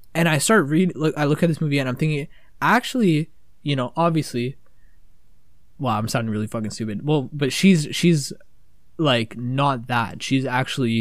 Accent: Canada; We're fucking from Canada.

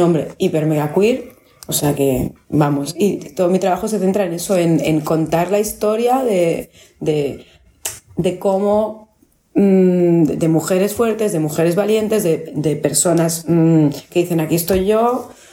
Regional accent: Barcelona, Catalonia, Spain; Yo nací en Pedralbes y me crié en Pedralbes.

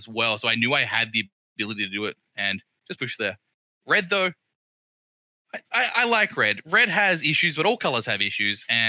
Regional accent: Port Lincoln, South Australia, Australia; in Australia, my hometown is Port Lincoln

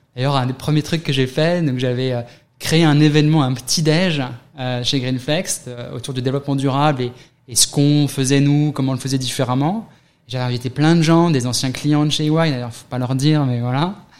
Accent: near Paris, Île-de-France, France; moved away as an adult; also born or lived in London, United Kingdom; now in New York, United States; 41 ans, né à côté de Paris, quelques années à Londres, à New York depuis 7 ans

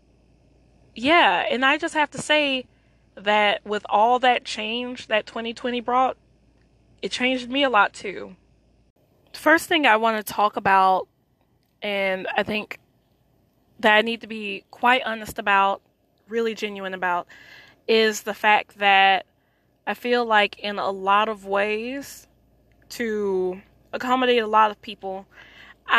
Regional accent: United States; I am Black American.

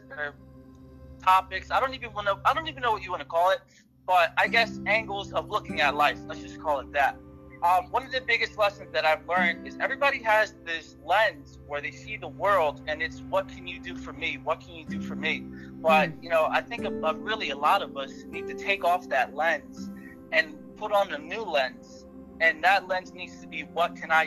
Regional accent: Camden, New Jersey, United States; also born or lived in Connecticut; So I was actually born in Connecticut, and I moved to Camden, New Jersey when I was about 6 months old

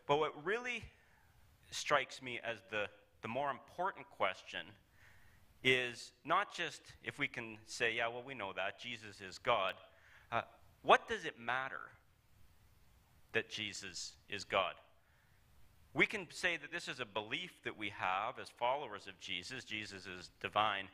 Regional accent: Calgary, Alberta, Canada; I'm from Calgary

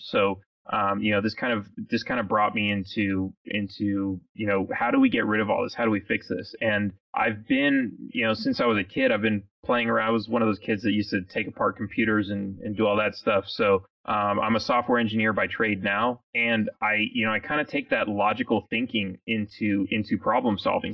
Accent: California, United States; moved away as an adult; now in Texas, United States; I grew up in California. I'm one of those guys that you, you talked about that uh, that moved to Texas um, when I was uh, I was in my late 20s

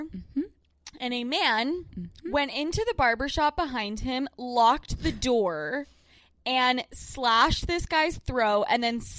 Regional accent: Salt Lake City, Utah, United States; now in New York City, United States; I am from Salt Lake City, Utah.

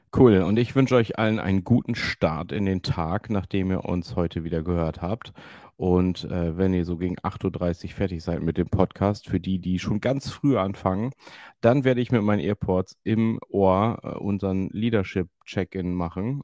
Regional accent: Emden, Lower Saxony, Germany; born or raised there

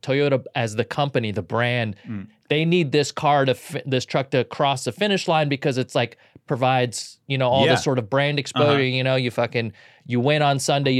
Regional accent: California, United States; There's parts of me that are very bro stuff growing up in Southern California.

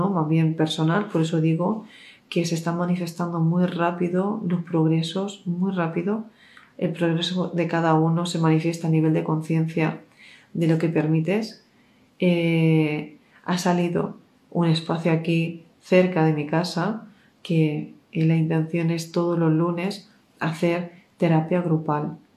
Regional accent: Mexico; Yo soy de México, mejor en Teotihuacán.

